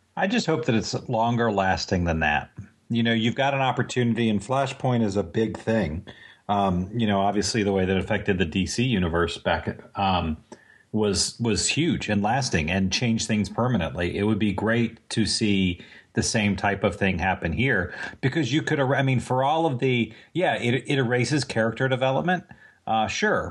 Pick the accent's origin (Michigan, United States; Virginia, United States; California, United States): Virginia, United States; Virginia Beach; I'm from Virginia Beach